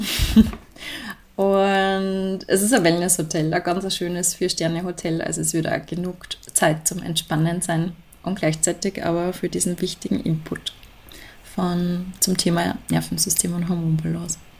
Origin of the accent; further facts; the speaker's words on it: Salzburg, Austria; bei uns in Salzburg